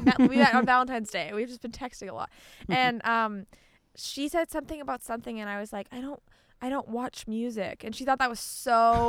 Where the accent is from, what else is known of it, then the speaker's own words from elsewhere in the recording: Canada; as a Canadian.